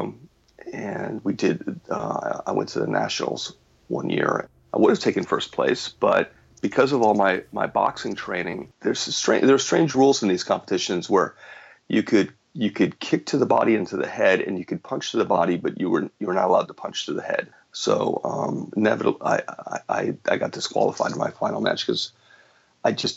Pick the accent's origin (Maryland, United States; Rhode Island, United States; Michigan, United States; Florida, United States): Florida, United States; moved away as an adult; also born or lived in Cleveland, Ohio / New York / Los Angeles, California; I grew up in Florida. I was born in Cleveland, but I grew up in Florida.